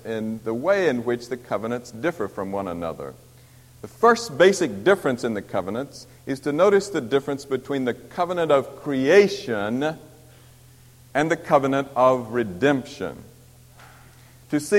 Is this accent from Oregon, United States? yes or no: no; Missouri, United States; I'm from Missouri